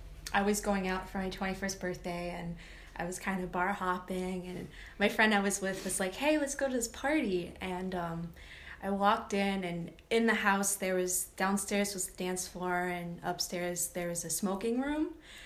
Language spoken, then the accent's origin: English; Rhode Island, United States; now in Maine, United States; So I grew up in Rhode Island